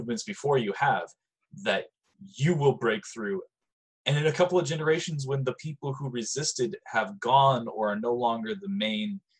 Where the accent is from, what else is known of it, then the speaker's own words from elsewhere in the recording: United States; I was fucking born here